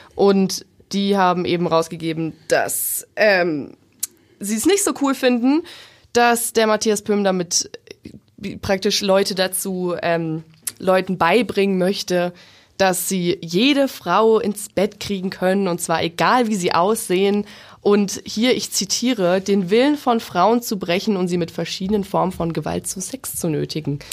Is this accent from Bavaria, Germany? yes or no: yes; Bavaria, Germany; bin ich aus Bayern.